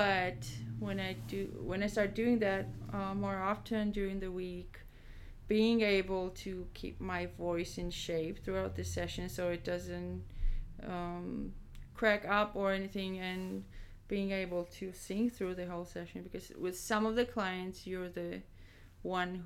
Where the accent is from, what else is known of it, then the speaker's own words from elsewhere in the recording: Georgia; moved away; my home country, which is Georgia in the Eastern Europe